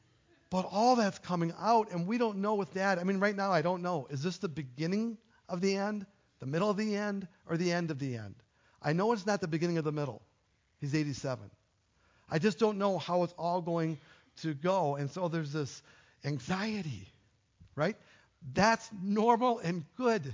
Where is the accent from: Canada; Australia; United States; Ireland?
United States; I'm an American